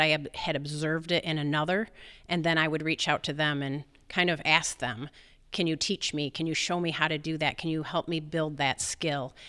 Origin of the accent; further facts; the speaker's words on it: East Jordan, Michigan, United States; East Jordan, um, my hometown, most people know it as East Jordan Ironworks.